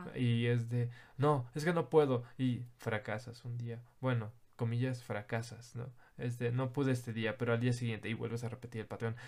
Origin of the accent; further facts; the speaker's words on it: Mexico; Soy mexicano, no puedo cambiar que soy mexicano